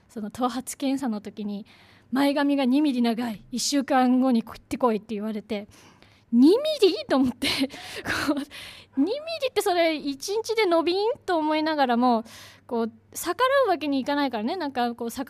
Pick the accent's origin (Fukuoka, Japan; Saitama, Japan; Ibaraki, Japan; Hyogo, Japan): Saitama, Japan; Kazo; ちょっと苦い思い出のある地元のお話です